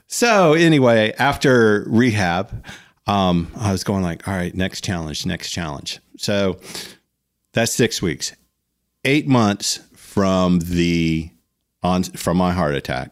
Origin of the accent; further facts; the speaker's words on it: South Florida, United States; when we were growing up in South Florida